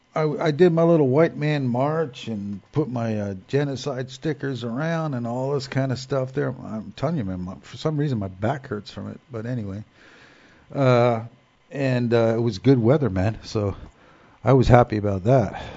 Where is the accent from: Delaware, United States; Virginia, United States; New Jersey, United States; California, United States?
New Jersey, United States; Newark; Growing up in Newark, New Jersey